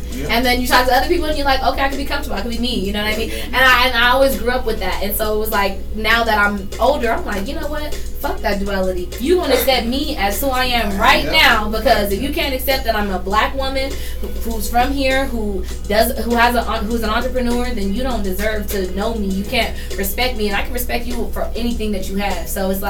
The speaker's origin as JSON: {"language": "English", "town": "Denver", "region": "Colorado", "country": "United States", "tie": "born or raised there", "said": "I grew up in Denver. So I'm not going to lie to you. I have a Southern family. I got that background."}